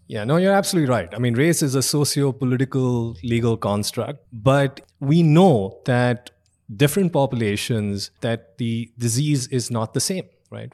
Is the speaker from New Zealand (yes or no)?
no; India; moved away as an adult; also born or lived in Austin, Texas; now in United States; I'm an immigrant. I grew up in India.